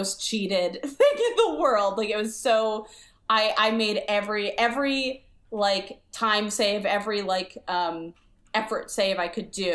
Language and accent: English; Maryland, United States; moved away as an adult; I'm from the East Coast, I grew up in Maryland